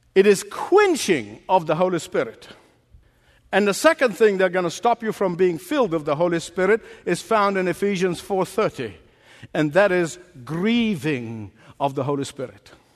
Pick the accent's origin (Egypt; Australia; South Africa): Egypt; moved away as an adult; The first 19 years of my life was spent growing up in Egypt.